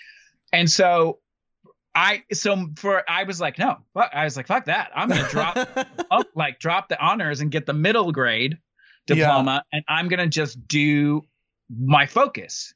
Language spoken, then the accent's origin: English; Muscle Shoals, Alabama, United States; also born or lived in Boston, Massachusetts; now in Cape Cod, United States; I grew up in Alabama, but I grew up in Muscle Shoals